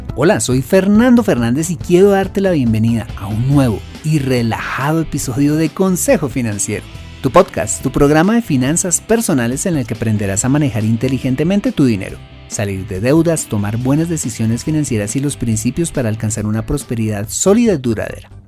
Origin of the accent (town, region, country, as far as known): Colombia